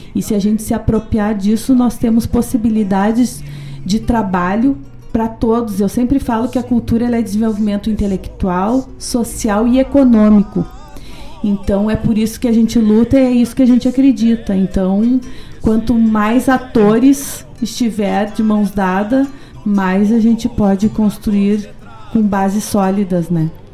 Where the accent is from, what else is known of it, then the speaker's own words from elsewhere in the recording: Paraná, Brazil; moved away; also born or lived in Rio Grande do Sul; sou paranaense, sou paranaense mais gaúcha